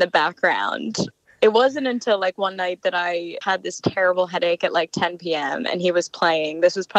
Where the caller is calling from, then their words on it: Los Angeles, California, United States; I'm calling from LA.